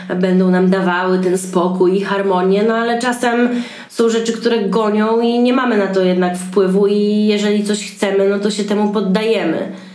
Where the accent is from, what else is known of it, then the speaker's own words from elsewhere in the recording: Białystok, Podlaskie Voivodeship, Poland; now in Warsaw, Poland; ja jestem z Białego Stoku i bardzo lubię jeździć do siebie na Podlasie